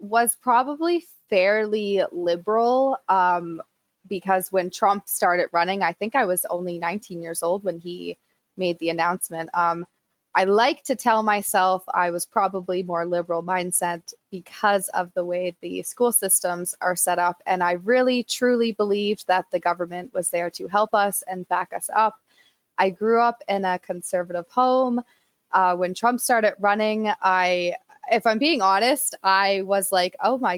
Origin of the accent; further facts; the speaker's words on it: Canada; as a Canadian